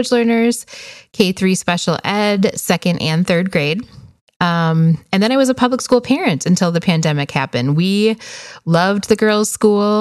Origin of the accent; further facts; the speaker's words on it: Wisconsin, United States; moved away as an adult; now in Phoenix, United States; We are originally from Wisconsin, but moved here to the desert in 2009, actually. So we are in a suburb of Phoenix, Arizona